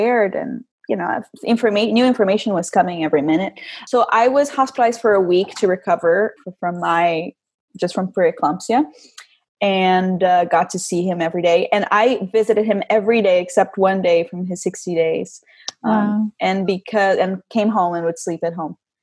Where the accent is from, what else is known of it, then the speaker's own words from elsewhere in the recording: Rio de Janeiro, Brazil; moved away; I'm from Rio, born and raised, Rio de Janeiro